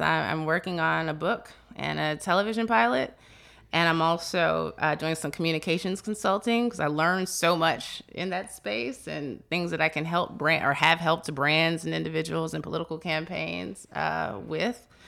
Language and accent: English; Chicago, Illinois, United States; moved away; I'm originally from Chicago